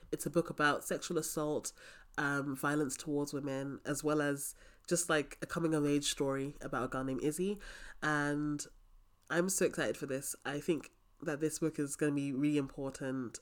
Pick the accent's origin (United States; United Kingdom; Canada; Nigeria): Nigeria; I'm Nigerian